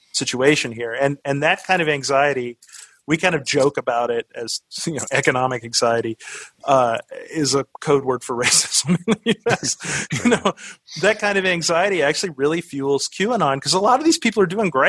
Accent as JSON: {"language": "English", "region": "the South", "country": "United States", "tie": "born or raised there", "said": "I grew up in the South."}